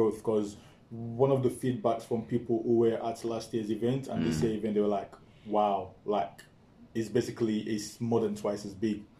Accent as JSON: {"language": "English", "country": "Sierra Leone", "tie": "born or raised there", "moved": "yes", "said": "when I was growing up in Sierra Leone."}